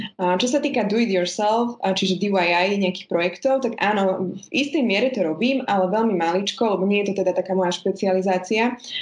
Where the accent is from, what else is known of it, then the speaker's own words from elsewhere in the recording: Spišská Nová Ves, Košice Region, Slovakia; now in Bratislava, Slovakia; pôvodom som teda zo Spišskej Novej Vsi, ale už dlhodobo žijem v Bratislave